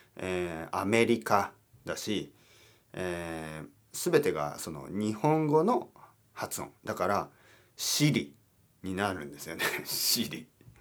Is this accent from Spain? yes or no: yes; Spain; スペイン人としては